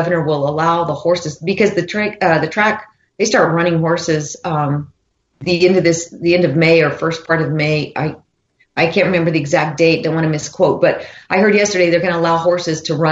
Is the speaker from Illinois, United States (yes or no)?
no; Cloudcroft, New Mexico, United States; I grew up in, I mean, right in the heart of rural New Mexico.